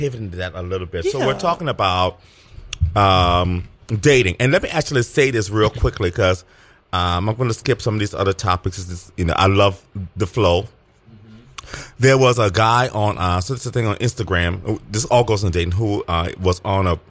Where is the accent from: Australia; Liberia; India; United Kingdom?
Liberia; now in United States; when I was a baby, we went back and I was actually raised in Liberia.